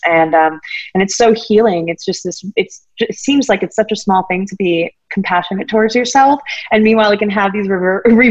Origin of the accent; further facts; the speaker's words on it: East Coast, United States; I grew up on the East Coast